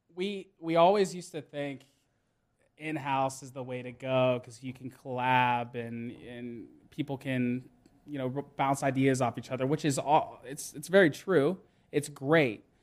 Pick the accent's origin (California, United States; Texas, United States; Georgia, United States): Georgia, United States; Johns Creek; I grew up in Johns Creek, Georgia